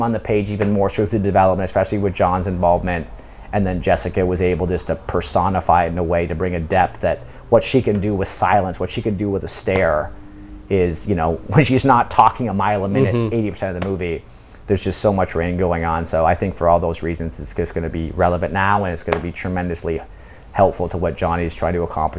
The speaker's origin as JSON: {"language": "English", "country": "United Kingdom", "lives_now": "South Korea", "said": "You know, but I'm British and I'm living in South Korea"}